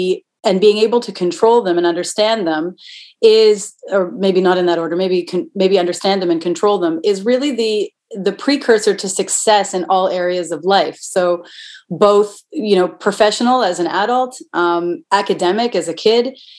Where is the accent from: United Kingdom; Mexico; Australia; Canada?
Canada; Toronto, Ontario; I'm from Toronto